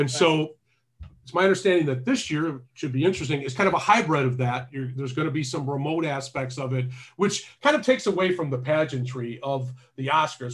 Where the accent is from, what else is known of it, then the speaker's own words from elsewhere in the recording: Detroit, Michigan, United States; when I was a kid growing up in Detroit